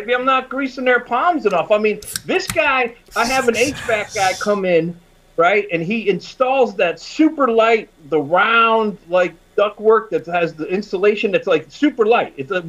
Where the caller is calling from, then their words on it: Berlin, Connecticut, United States; I am Zooming from Berlin, Connecticut, which is right outside of Hartford, Connecticut.